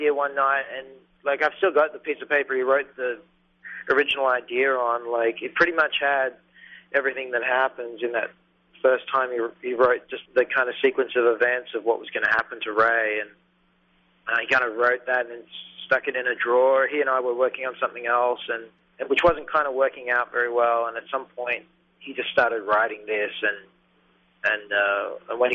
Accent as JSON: {"language": "English", "town": "Sydney", "region": "New South Wales", "country": "Australia", "moved": "as an adult", "lives_now": "West Hollywood, United States", "said": "I'm from Sydney, Australia"}